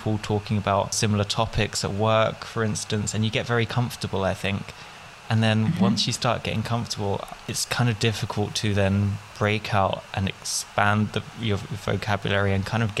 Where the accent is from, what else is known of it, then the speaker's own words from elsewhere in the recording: Essex, East of England, United Kingdom; first language English; moved away as an adult; now in Vienna, Austria; I come from Essex, and there are people who speak more standard English, but there is a definite kind of Essex English.